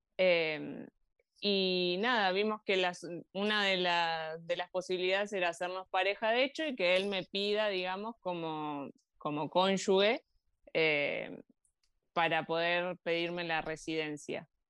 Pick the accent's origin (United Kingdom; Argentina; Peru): Argentina; Bariloche, Río Negro; moved away as an adult; also born or lived in Granada, Spain; now in Andorra; nosotros somos de Bariloche y tenemos mucha relación con la montaña